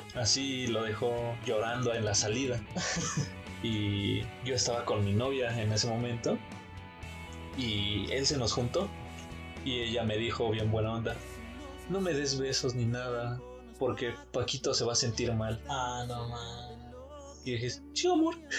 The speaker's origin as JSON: {"language": "Spanish", "area": "San Andrés Totoltepec", "region": "Mexico City", "country": "Mexico", "said": "pueblo de San Andrés Totoltepec, mi pueblito."}